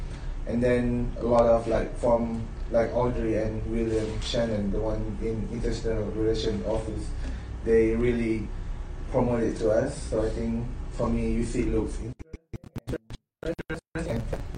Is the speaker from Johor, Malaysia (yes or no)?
no; Kuala Lumpur, Malaysia; I'm from Malaysia, of course, but I'm from Kuala Lumpur, Ampang